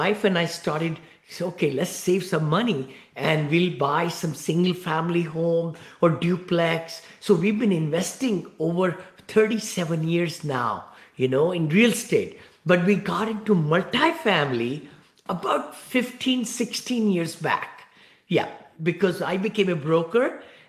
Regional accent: India; moved away as an adult; also born or lived in Ohio, United States; now in Danville, United States; I live in the Bay Area, right here near San Francisco in Danville, Blackhawk. And I came from India from many years back. I grew up in one-bedroom apartment, you know, with six siblings

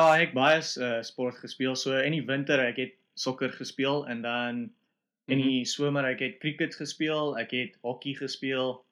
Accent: Springs, Gauteng, South Africa; now in Scotland, United Kingdom; ek uh, het groot geword in 'n uh, dorp wat hulle noem Springs. So dit is in Johannesburg

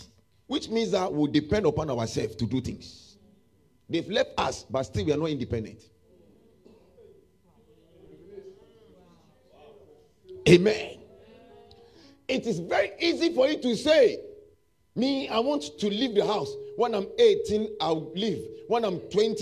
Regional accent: Ghana; I said, "From Ghana."

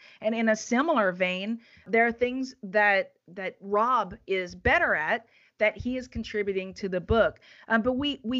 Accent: the South, United States; You know, like I grew up in the South and I was taught a whole bunch of behaviors that don't pay off professionally.

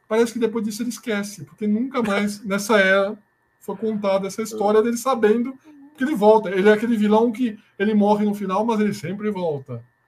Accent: Brazil; a gente, como é brasileiro

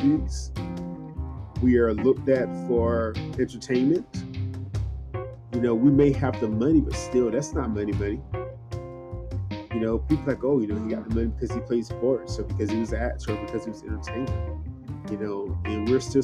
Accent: the Deep South, Georgia, United States; I grew up in the Deep South. You know, and when I grew up, I really didn't notice just the racism that I saw around me until I got older. You know, and at the same time, I love where I'm from. Georgia is my home

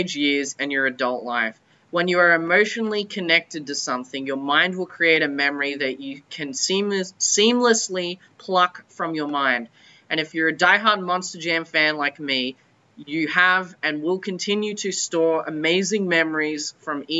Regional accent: Brisbane, Queensland, Australia; my hometown, Brisbane, Australia

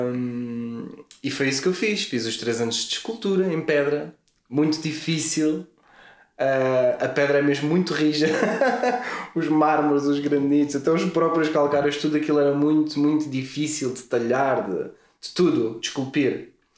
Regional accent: Lisbon, Portugal; eu sou de Lisboa

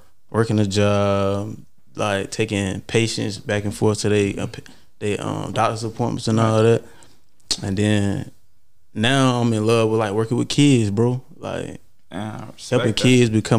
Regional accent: Los Angeles, California, United States; So I came from South Central

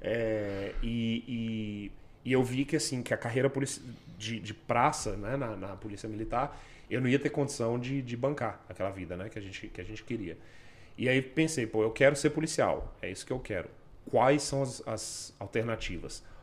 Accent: Brasília, Federal District, Brazil; moved away as an adult; also born or lived in Brisbane, Australia; now in Canada; eu sou de Brasília, trabalhei na PMDF durante nove anos

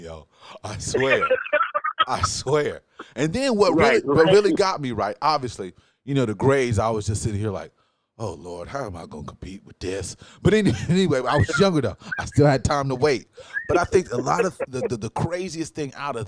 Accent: Newark, Ohio, United States; We come from Newark, Ohio. Not New Jersey, people. Newark, Ohio

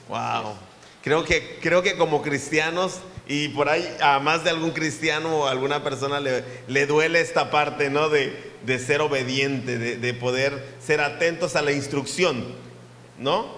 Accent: Papantla, Veracruz, Mexico; Somos papantecos de corazón

